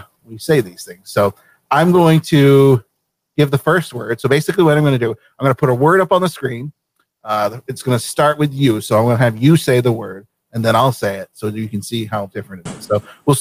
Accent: Vermont, United States; moved away as an adult; now in Maine, United States; I'm living in Maine. I'm not originally from Maine. I spent the first 18 years of my life in Vermont.

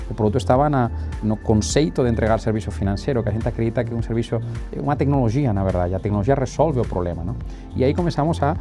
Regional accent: Northeast Region, Brazil; Eu sou, eu sou, do Nordeste, bem do Nordeste.

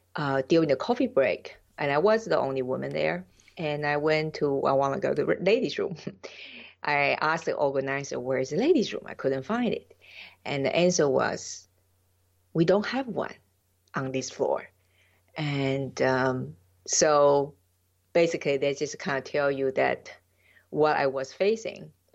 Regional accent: Taiwan; English is a second language; moved away as an adult; also born or lived in United States / Jamaica; now in Switzerland; I'm original from Taiwan

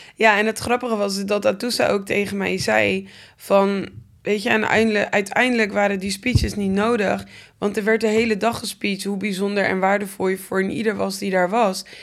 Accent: Gouda, South Holland, Netherlands; Ik ben in Gouda geboren.

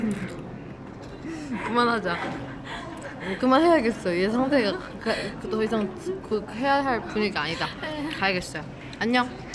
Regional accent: Guri, Gyeonggi Province, South Korea; moved away; 제가 어릴 때 살던 동네 이름이 구리시거든요.

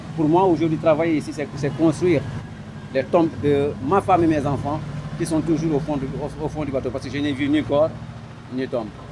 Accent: southern Senegal, Senegal; nous savons que nous sommes Sénégalais

